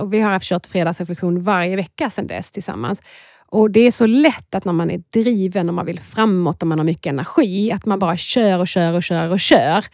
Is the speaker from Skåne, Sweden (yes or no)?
yes; Skåne, Sweden; accent: Scanian; moved away as an adult; now in Stockholm, Sweden; man hör att jag är en skåning